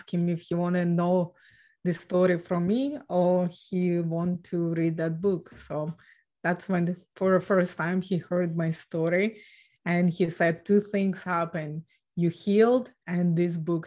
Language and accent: English; Ukraine; now in Canada; So I was born and raised in Ukraine